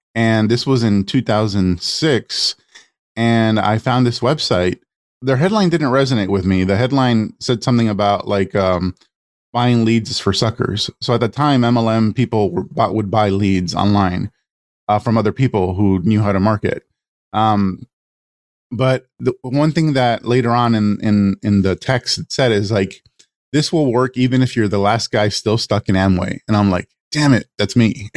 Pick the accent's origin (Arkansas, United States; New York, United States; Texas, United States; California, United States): California, United States; Los Angeles; I, I grew up in East LA to an immigrant family, Mexican family